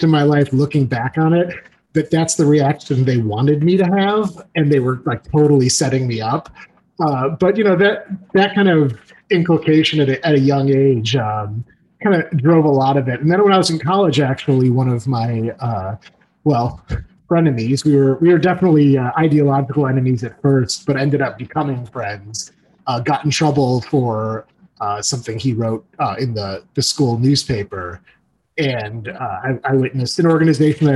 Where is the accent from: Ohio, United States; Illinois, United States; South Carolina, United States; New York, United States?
Illinois, United States; Skokie; I grew up in Skokie, Illinois